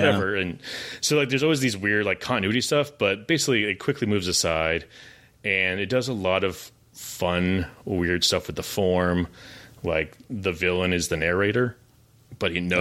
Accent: Massachusetts, United States; I grew up in Massachusetts

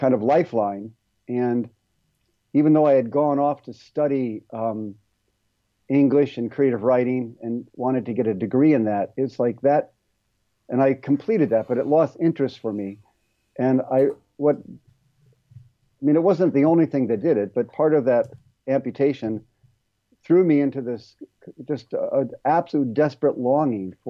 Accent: Ohio, United States; moved away as an adult; also born or lived in California; from where I grew up in Ohio

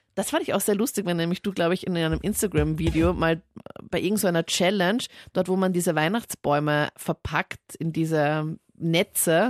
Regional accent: Linz, Upper Austria, Austria; ist meine Heimatstadt

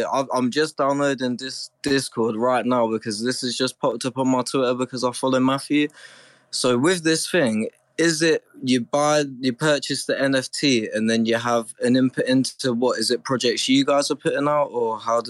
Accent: Northampton, East Midlands, United Kingdom; I'm from Northampton, isn't it? It's a little town in England.

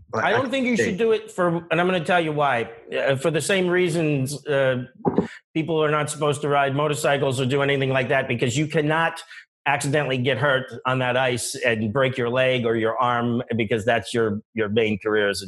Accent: Johnstown, Pennsylvania, United States; my hometown of Johnstown, Pennsylvania

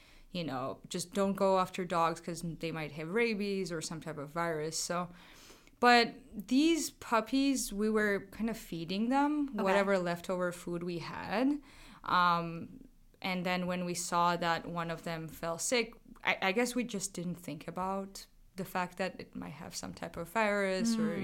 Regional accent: Georgia; moved away as an adult; also born or lived in Amsterdam; now in Hanover, United States; I moved from Amsterdam to Georgia to see my family first and then come to Hanover

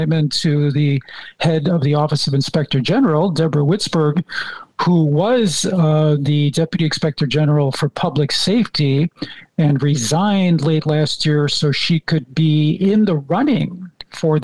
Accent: Arlington Heights, Illinois, United States; I'm from Arlington Heights

